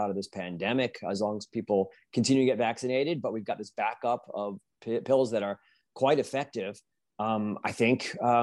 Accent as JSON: {"language": "English", "country": "United States", "said": "there's a lot to be proud of as an American"}